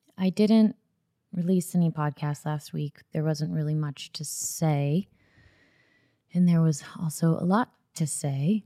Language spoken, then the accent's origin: English; Florida, United States; I grew up in Florida